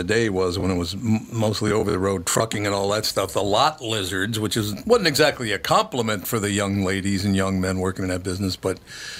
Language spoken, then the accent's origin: English; Minneapolis, Minnesota, United States; I grew up in North Minneapolis, so there were prostitutes living in my neighborhood.